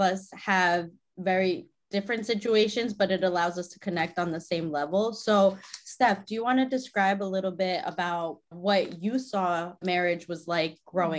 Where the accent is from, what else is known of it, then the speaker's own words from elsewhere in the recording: United States; growing up in America